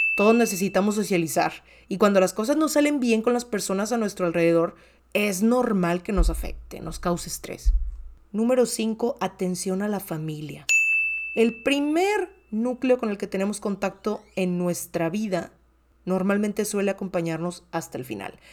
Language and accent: Spanish; Monterrey, Nuevo León, Mexico; soy comunicóloga mexicana de Monterrey, Nuevo León